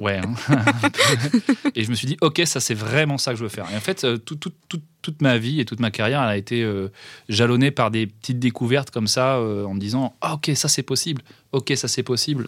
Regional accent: Rennes, Brittany, France; je suis un pur produit de Bretagne et je suis un pur produit de Rennes. J'ai fait euh, toute ma scolarité depuis euh, la maternelle

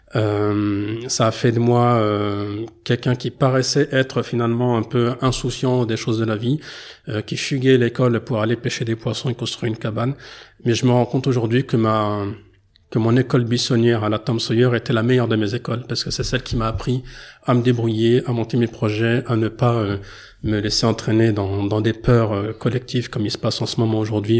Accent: France; même si je suis né en France et que j'ai grandi en France

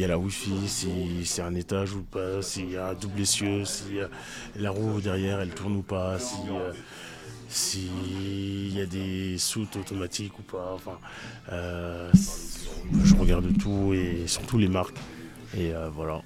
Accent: France; moi, en tant que français

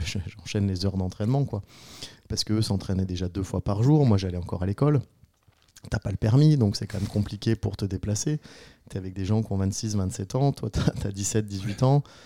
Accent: Saint-Martin-de-Belleville, Auvergne-Rhône-Alpes, France; moved away as an adult; now in Grésy-sur-Aix, France; je suis savoyard, originaire de Saint-Martin-de-Belleville

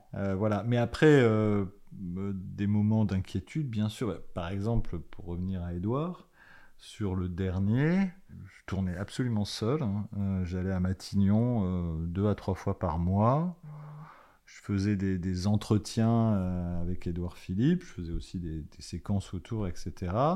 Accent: Paris, Île-de-France, France; je venais de Paris

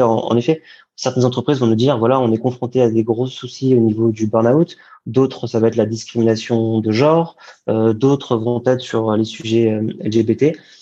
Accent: Paris, Île-de-France, France; J'ai grandi à Paris, en région parisienne

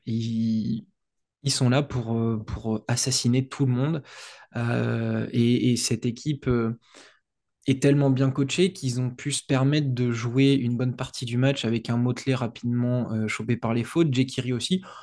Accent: France

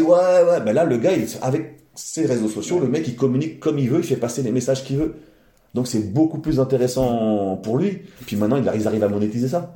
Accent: Val d'Oise, Île-de-France, France; j'ai mon père depuis petit m'emmenait voir des combats de boxe dans le coin, dans on est, du Val d'Oise ah. Dans l'Oise, dans le Val d'Oise

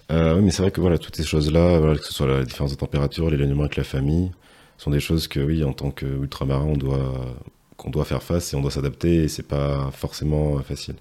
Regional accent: Martinique; moved away; jeune martiniquais

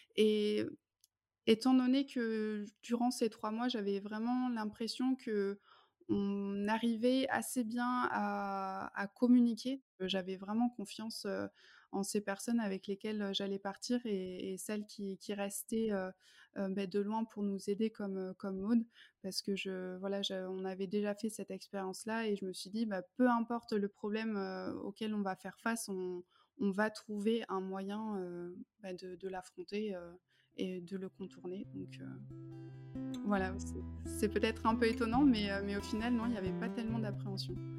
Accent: France; moved away as an adult; also born or lived in Germany; J'ai grandi en France

